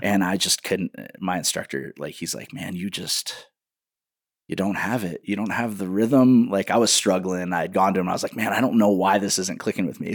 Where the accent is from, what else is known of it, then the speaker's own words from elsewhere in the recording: Waterloo, Iowa, United States; in Iowa, I live in, in a town called Waterloo